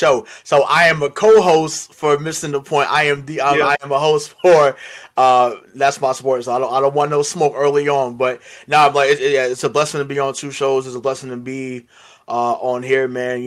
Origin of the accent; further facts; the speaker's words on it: Boston, Massachusetts, United States; I am from Boston, Massachusetts. So, you know, 617 is in the building